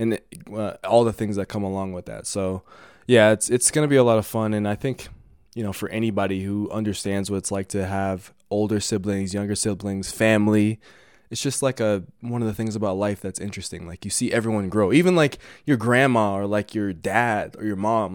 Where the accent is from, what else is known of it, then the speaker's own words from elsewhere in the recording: Denver, Colorado, United States; I'm from Denver